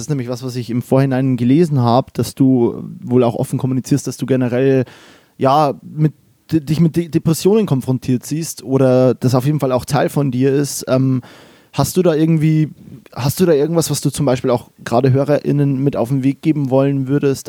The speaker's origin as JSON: {"language": "German", "town": "Kelheim", "region": "Bavaria", "country": "Germany", "also_born_or_lived": "Mannheim / Berlin", "moved": "as an adult", "lives_now": "Cologne, Germany", "said": "ich komme aus äh, Kehlheim, das ist bei Regensburg"}